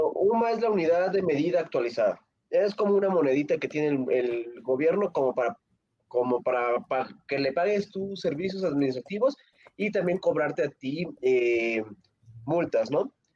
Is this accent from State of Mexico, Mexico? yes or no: yes; State of Mexico, Mexico; yo soy del Estado de México